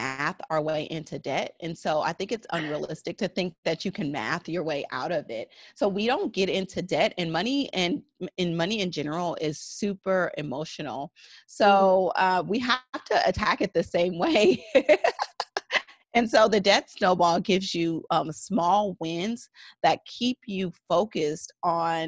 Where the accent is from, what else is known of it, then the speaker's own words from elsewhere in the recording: San Francisco Bay Area, California, United States; I am from the San Francisco Bay Area